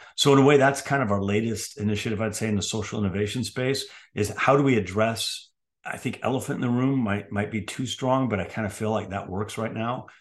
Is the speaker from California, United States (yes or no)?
yes; San Francisco, California, United States; moved away; I grew up in San Francisco, California